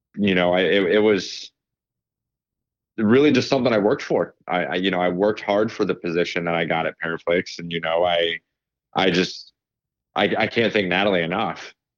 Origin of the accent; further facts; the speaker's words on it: Ohio, United States; also born or lived in Pittsburgh; I'm from Ohio